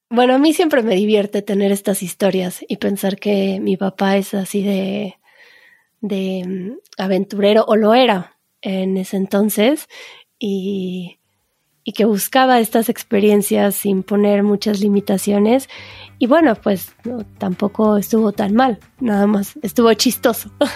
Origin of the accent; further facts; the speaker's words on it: Mexico; como buenos mexicanos